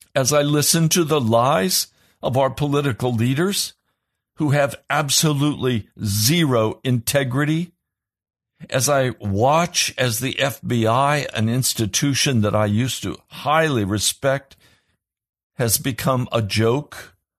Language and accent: English; United States; I shudder as an American